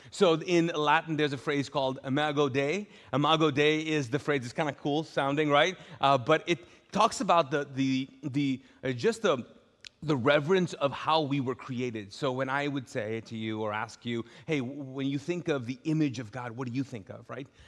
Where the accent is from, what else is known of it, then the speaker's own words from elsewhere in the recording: Pakistan; I'm Pakistani, my, my, my, dad was uh, born and raised in Pakistan.